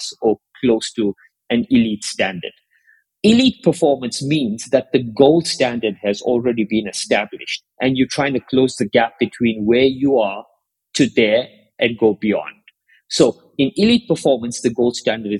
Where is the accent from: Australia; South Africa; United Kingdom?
South Africa; I grew up in South Africa